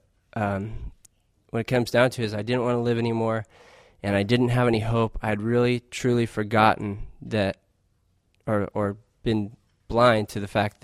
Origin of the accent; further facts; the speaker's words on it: Arizona, United States; I grew up in Arizona mostly